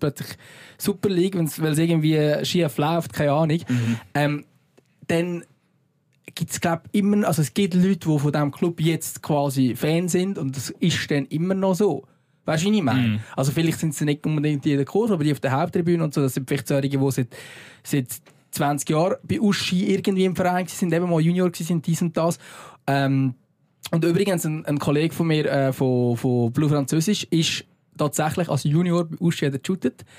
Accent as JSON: {"language": "German", "region": "Lucerne", "country": "Switzerland", "said": "als Luzerner"}